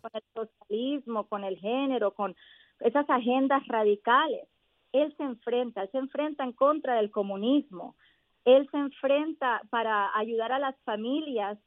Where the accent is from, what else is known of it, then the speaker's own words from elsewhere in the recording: Miami, Florida, United States; also born or lived in Colombia; yo soy colombiana, yo soy inmigrante, yo llegué aquí a mis seis añitos y me crié en, en, en el sur de la Florida, en Miami